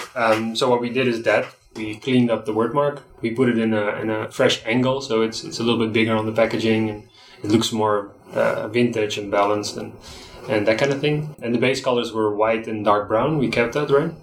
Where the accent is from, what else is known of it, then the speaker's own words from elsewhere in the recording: Netherlands; moved away as an adult; now in Nicaragua; I'm from the Netherlands. Yeah, I'm about 20 minutes from Amsterdam, 20 minutes from Rotterdam.